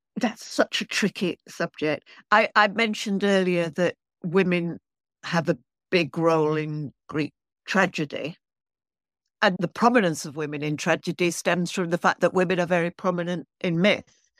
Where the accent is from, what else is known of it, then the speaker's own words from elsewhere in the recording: Manchester, North West England, United Kingdom; moved away as an adult; now in London, United Kingdom; I'm from Manchester, which is in the north of England, but I've been in London now. I came to college in London